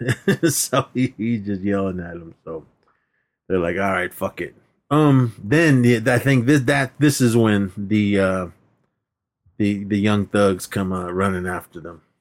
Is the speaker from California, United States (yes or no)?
yes; Oakland, California, United States; moved away; parties that I grew up with in Oakland